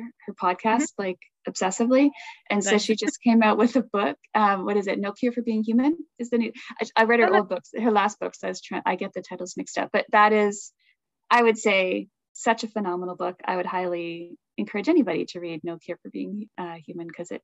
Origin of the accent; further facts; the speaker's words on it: Toronto, Ontario, Canada; moved away; I'm from Toronto, right? That's I've lived for Toronto for a bit